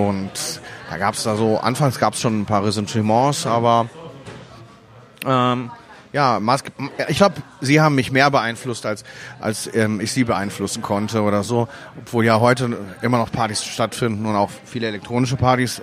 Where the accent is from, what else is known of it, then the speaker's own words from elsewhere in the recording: Essen, North Rhine-Westphalia, Germany; also born or lived in Wuhan, China / Miami, United States; now in Mülheim an der Ruhr, Germany; erste Grundschulklasse gemacht und zur zweiten bin ich dann nach Essen gekommen.